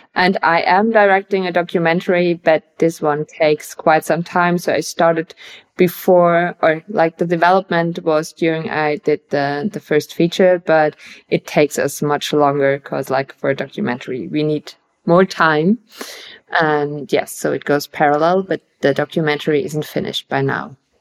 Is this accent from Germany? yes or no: yes; Bavaria, Germany; I'm from Bavaria as well.